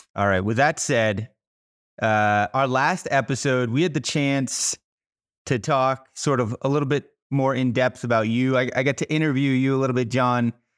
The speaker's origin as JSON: {"language": "English", "town": "Miami", "region": "Florida", "country": "United States", "tie": "born or raised there", "also_born_or_lived": "Boulder, Colorado", "moved": "as an adult", "lives_now": "Colorado, United States", "said": "I grew up in Miami, Florida"}